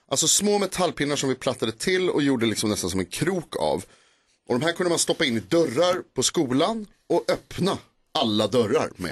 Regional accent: Stockholm, Stockholm County, Sweden; Jag är uppväxt på Knivsöder i Stockholm

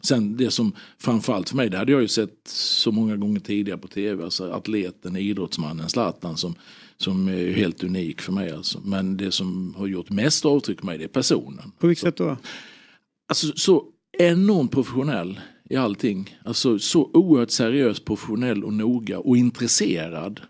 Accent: Halmstad, Halland County, Sweden; also born or lived in Norrköping; jag hade honom som gympalärare på, på Hallägarskolan hemma i Halmstad

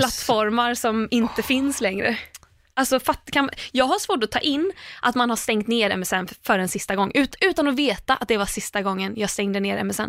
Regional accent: Landvetter, Västra Götaland, Sweden; alltså jag kommer ändå från Landvetter.

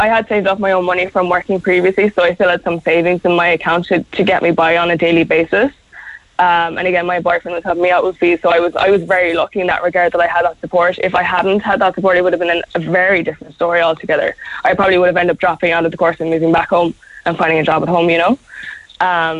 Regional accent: South Kerry, Munster, Ireland; moved away as an adult; also born or lived in Cork; I'm from Carcelline down in South Kerry, like, so I had to travel from Cork to Kerry every weekend

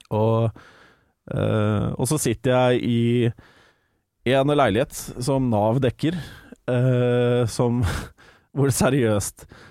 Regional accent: Larvik, Vestfold, Norway; moved away; back in the day hjemme i Larvik

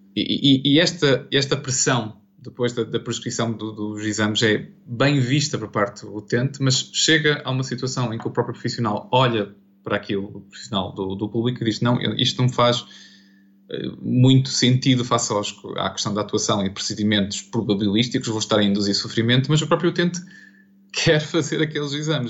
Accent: Portugal; como português e profissional de saúde

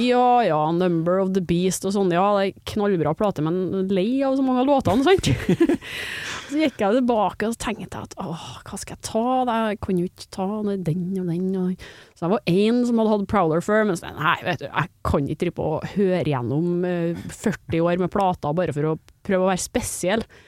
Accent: Trondheim, Trøndelag, Norway; accent: trøndersk; Jeg kommer fra Trondheim

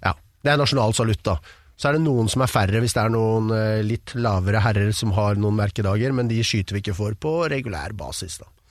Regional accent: Oslo, Norway; Jeg er fra Romsås

